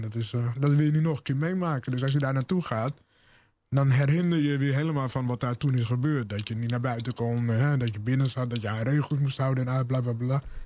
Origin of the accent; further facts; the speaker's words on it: Bunschoten-Spakenburg, Utrecht, Netherlands; moved away; also born or lived in Zutphen / Zwolle; waar ik vandaan kwam, Bunschoten, Spakenburg